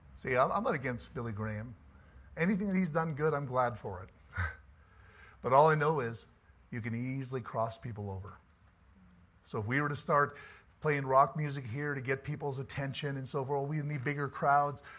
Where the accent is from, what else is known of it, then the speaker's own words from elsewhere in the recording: about forty-five minutes from Morris, Manitoba, Canada; Morris, Manitoba, about forty-five minutes from my hometown